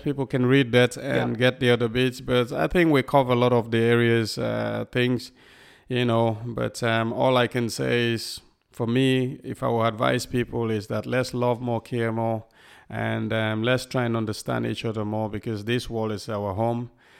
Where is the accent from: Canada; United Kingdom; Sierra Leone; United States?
United Kingdom; Southport, North West England; when I never tell people I come from Southport, not because I don't want to talk about Southport, because when you're in America or other place, you see you come from Southport, they go, where is that?